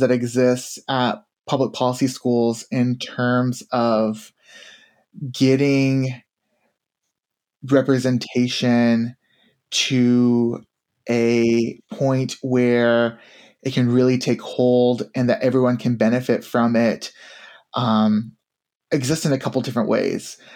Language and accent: English; Tennessee, United States; I grew up in Tennessee.